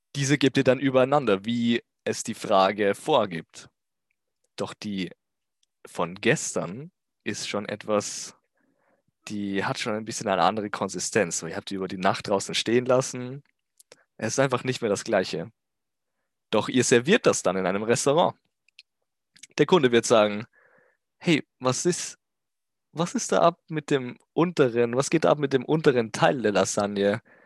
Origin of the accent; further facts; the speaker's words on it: Austria; Ich komme außerdem aus Österreich